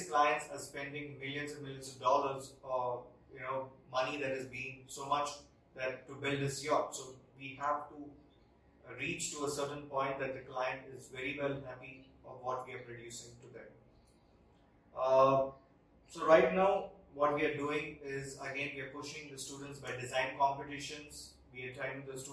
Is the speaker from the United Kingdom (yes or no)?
no; India; we as Indian designers